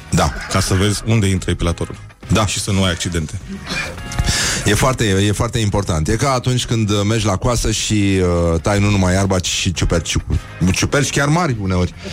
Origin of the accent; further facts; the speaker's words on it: Romania; noi ca români